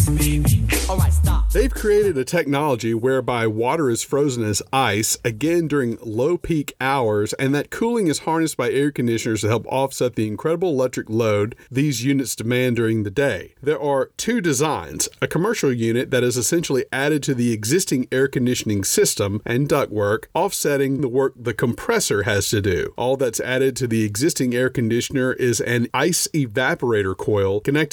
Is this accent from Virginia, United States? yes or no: no; Louisiana, United States; moved away; also born or lived in Austin, Texas; Growing up in Louisiana